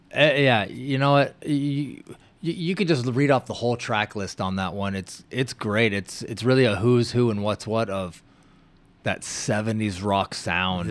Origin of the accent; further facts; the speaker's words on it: Washington, United States; I'm from Washington, the Great Northwest.